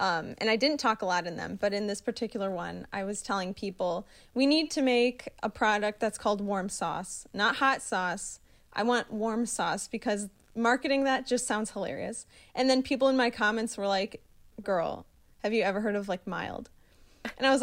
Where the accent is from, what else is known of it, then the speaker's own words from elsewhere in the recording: southeast Wisconsin, United States; moved away as an adult; now in Michigan, United States; I'm from, like, southeast Wisconsin